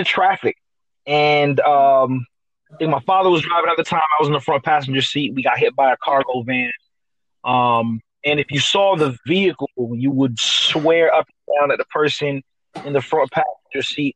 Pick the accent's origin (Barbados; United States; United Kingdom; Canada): United States; Sunrise, Florida; also born or lived in New York / Coral Springs, Florida; I was born in New York, but I spent the majority of my life in Sunrise, Florida